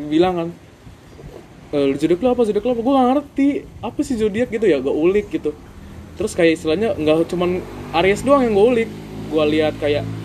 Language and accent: Indonesian; West Jakarta, Jakarta, Indonesia; born there; gua lahir ya lahir gue di Jakarta